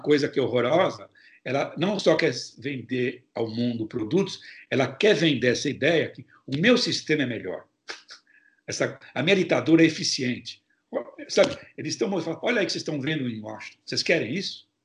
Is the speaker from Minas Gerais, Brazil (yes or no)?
no; São Paulo, Brazil; now in United States; Eu sou de São Paulo, sou paulistano